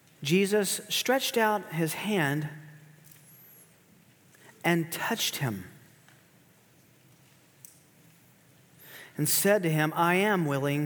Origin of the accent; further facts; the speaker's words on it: Tennessee, United States; also born or lived in Kansas City area; now in Kansas City, United States; I grew up in Tennessee, which is very hilly